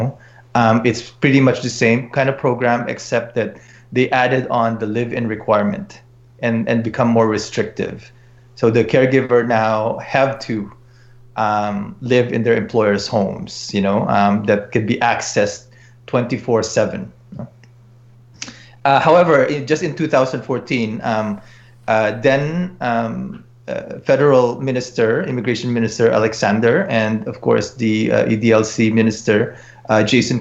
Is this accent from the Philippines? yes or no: yes; Philippines; now in Edmonton, Canada; I'm a Filipino myself